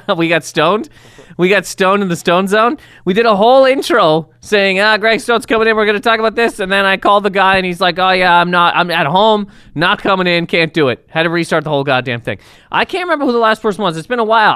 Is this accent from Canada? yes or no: yes; Canada; I'm a Canadian human being